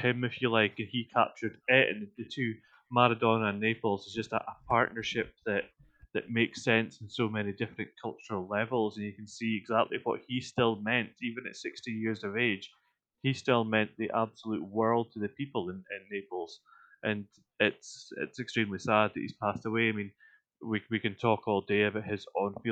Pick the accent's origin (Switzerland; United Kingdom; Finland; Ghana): United Kingdom; Scotland; as a Scotsman